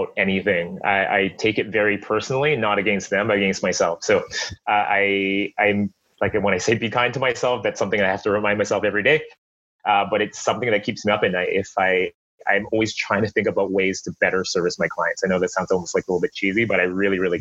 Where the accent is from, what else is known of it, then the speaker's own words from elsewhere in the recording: Burnaby, British Columbia, Canada; Born and raised in Burnaby